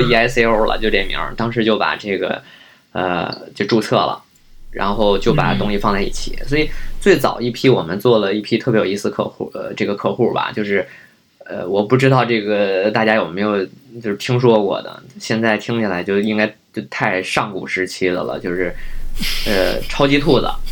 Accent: Beijing, China; also born or lived in Guangzhou; 本身我也是北京人，可能家里就是有房

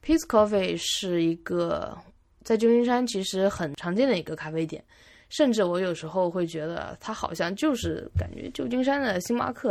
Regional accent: Jiangsu, China; moved away as an adult; 我都，都在江苏省，从来没有出过省

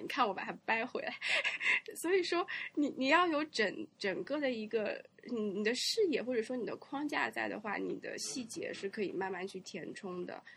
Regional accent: China; 我小时候在中国也没有看到过这么多，这么可爱的汽车

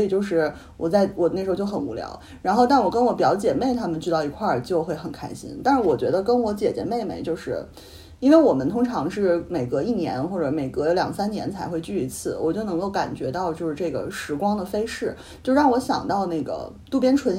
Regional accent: Northeast China, China; 然后好像是在抹黑我们东北人啊什么的。

